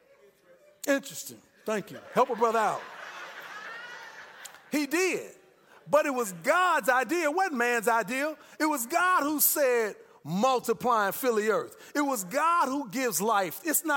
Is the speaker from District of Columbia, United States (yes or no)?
no; Chicago, Illinois, United States; moved away; I'm from Chicago